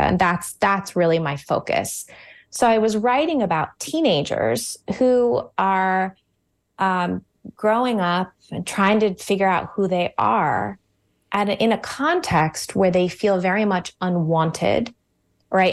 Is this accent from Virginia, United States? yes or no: yes; suburbs of Washington, D.C., Virginia, United States; now in Connecticut, United States; I was born in Virginia, in the suburbs of Washington, D C. Um, where m, many of my family and my parents still live today